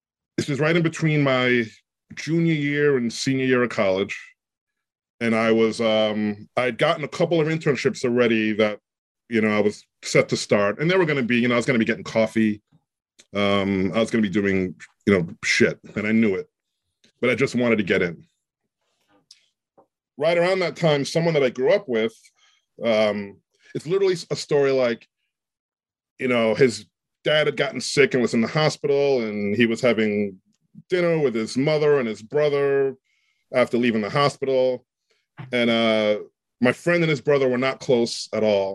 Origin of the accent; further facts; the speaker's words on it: New York City, New York, United States; growing up in New York